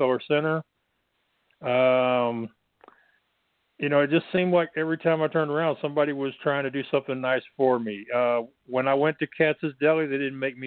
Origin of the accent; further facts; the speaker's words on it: Texas, United States; I'm from Texas, so I got the accent.